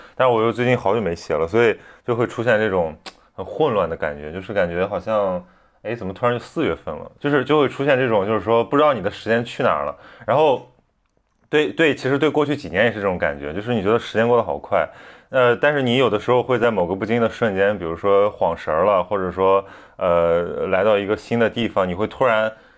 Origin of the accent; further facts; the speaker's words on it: Qingdao, Shandong, China; accent: Qingdao dialect; moved away; 我偏偏是个， 是个青岛人